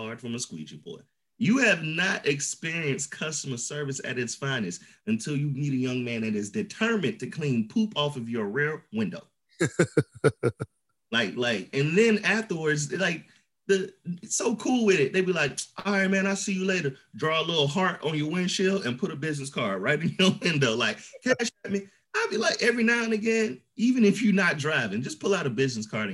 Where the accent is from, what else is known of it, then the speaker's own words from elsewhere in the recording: Baltimore, Maryland, United States; I'm from Baltimore.